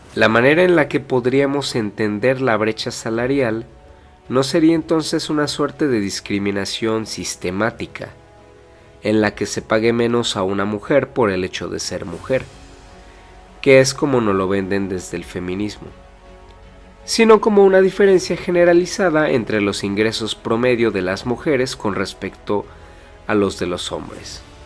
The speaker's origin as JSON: {"language": "Spanish", "country": "Mexico", "said": "en mi país, México"}